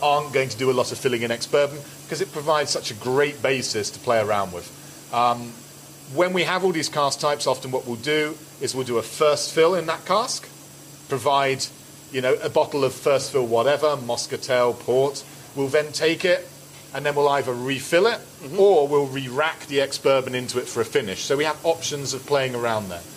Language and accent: English; London, United Kingdom; I'm not Polish, I'm a Londoner